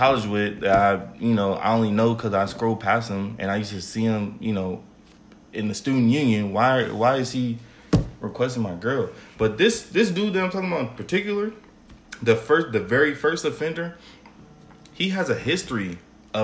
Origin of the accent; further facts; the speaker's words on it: Las Vegas, Nevada, United States; growing up in Vegas